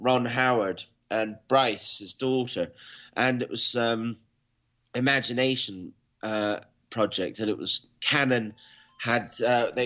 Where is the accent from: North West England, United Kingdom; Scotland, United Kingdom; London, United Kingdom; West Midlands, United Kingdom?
Scotland, United Kingdom; I was born in Scotland, and Catcher in the Rye was not part of our reading repertoire